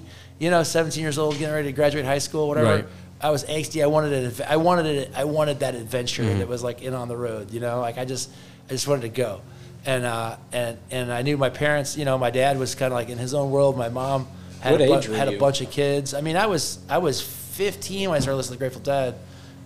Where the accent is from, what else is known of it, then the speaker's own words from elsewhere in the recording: Northwest Indiana, United States; moved away; I grew up in Northwest Indiana